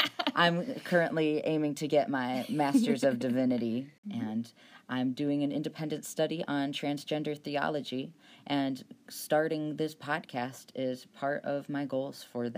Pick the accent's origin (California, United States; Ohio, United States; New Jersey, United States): Ohio, United States; I grew up in Ohio, which is where we currently are, though I attended the University of Alabama for undergrad.